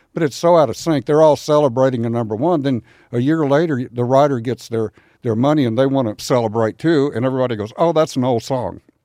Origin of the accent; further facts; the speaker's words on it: San Antonio, Texas, United States; moved away; also born or lived in Nashville; San Antonio, Texas, my hometown